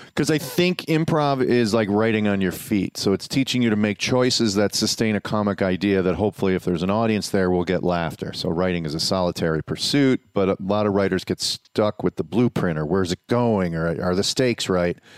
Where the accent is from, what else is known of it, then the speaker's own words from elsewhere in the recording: Chicago, Illinois, United States; I grew up on the South Side